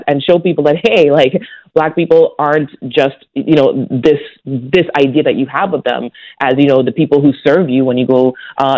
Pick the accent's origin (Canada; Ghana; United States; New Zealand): Canada; Toronto, Ontario; growing up in Toronto